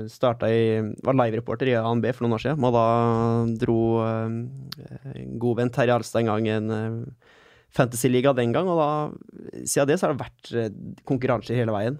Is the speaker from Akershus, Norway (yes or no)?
no; Sarpsborg, Østfold, Norway; hjemme i Sarp